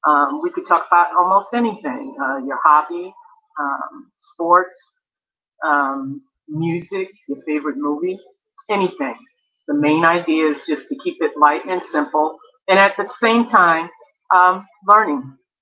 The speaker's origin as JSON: {"language": "English", "town": "New York City", "region": "New York", "country": "United States", "also_born_or_lived": "Japan", "moved": "yes", "lives_now": "Virginia, United States", "said": "I'm originally from Brooklyn, New York, and I currently live in Virginia. Many years ago, I had the opportunity to live in Japan."}